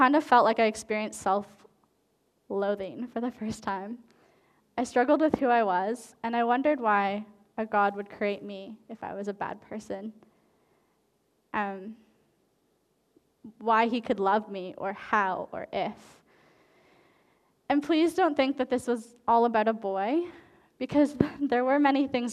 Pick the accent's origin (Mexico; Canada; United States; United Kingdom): Canada; moved away; I lived in French Canada for a while because I'm Canadian